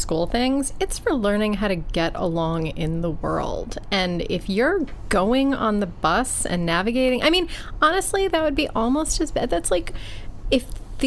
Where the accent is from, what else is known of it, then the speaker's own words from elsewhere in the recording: Buffalo, New York, United States; now in New York, United States; I grew up in Buffalo